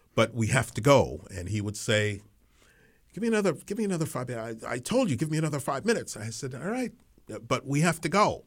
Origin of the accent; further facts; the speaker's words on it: New York City, New York, United States; also born or lived in Colón, Panama; I, I grew up, uh, in New York City, although I wasn't born there. Um, I was born in, uh, Cullen, Panama